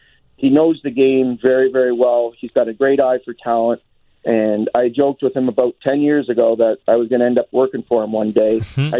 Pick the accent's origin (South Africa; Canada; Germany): Canada; Hamilton, Ontario; We're both from Hamilton, Ontario.